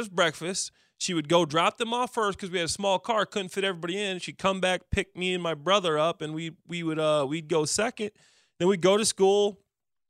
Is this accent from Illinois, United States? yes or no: yes; Dwight, Illinois, United States; also born or lived in Libertyville, Illinois / Waukegan, Illinois / Springfield, Missouri; in second grade, I moved down to Dwight, Illinois.